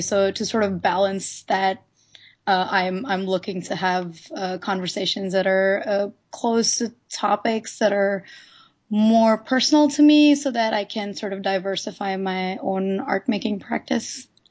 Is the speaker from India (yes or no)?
yes; India; moved away as an adult; now in Los Angeles, United States; I'm not originally from here. I'm from India.